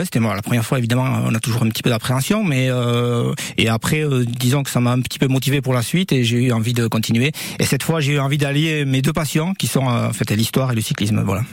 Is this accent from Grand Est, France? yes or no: no; Saint-Étienne-de-Baïgorry, Nouvelle-Aquitaine, France; also born or lived in Pau; je suis natif de Baïgoury. Euh, bon, j'ai toujours euh, quasiment vécu à Baïgoury